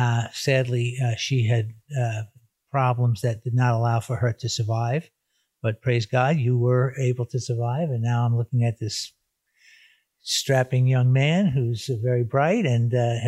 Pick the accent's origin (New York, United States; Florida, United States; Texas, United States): New York, United States; New York City; moved away as an adult; also born or lived in Kansas City, Missouri; all throughout growing up in Brooklyn and education and everything else, we were, like I said, secular, but ethnically very involved in the Jewish community.